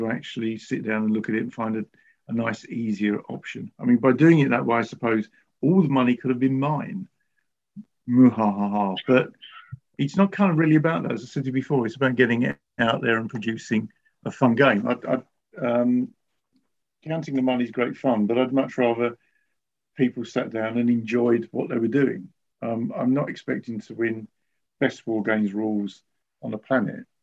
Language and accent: English; United Kingdom; I'm a Brit